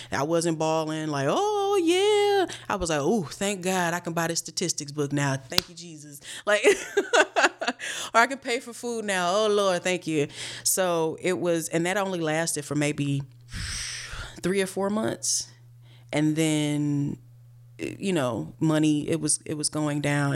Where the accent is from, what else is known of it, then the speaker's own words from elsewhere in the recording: Cleveland, Ohio, United States; moved away; also born or lived in New York; I'm from Cleveland, Ohio, born and raised